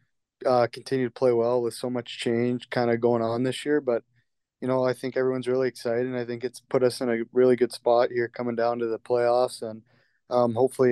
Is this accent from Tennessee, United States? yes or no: yes; Nashville, Tennessee, United States; born or raised there; also born or lived in Newmarket, Ontario, Canada